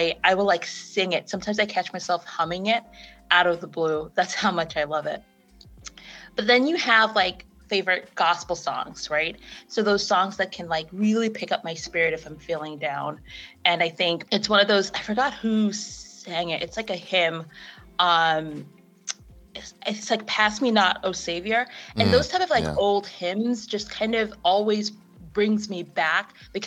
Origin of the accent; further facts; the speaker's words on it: Jamaica; also born or lived in Connecticut / Providence, Rhode Island; now in United States; I was born and raised in Jamaica. I moved to Connecticut of all places. Well, not me, my family. They dragged us here